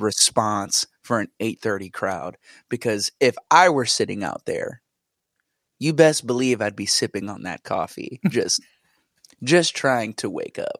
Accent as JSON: {"language": "English", "region": "New Jersey", "country": "United States", "tie": "born or raised there", "said": "born and raised in New Jersey."}